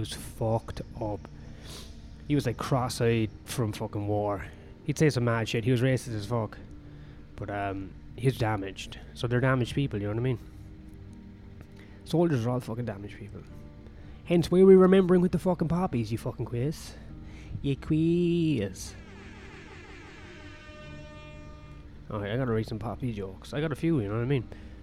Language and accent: English; Ireland; I'm Irish.